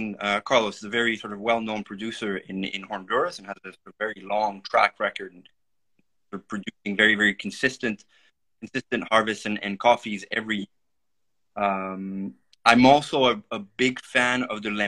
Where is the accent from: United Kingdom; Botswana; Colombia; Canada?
Canada; moved away as an adult; now in Amsterdam, Netherlands; I'm actually Canadian. I'm French-Canadian. And I've been living in Europe for about 8 years now